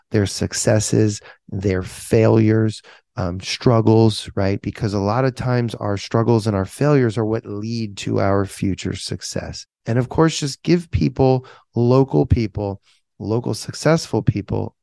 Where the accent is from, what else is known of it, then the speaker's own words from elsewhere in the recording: South Florida, United States; I was born and raised in South Florida. I've lived in South Florida my entire life, except for my 4 years at the University of Florida